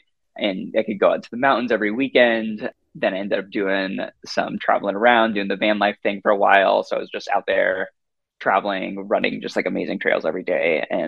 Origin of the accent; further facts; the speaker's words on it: Seattle, Washington, United States; also born or lived in New Zealand; Growing up in Seattle, always loved running on some of the trails around here. I grew up about a mile from a state park called St. Edwards around here.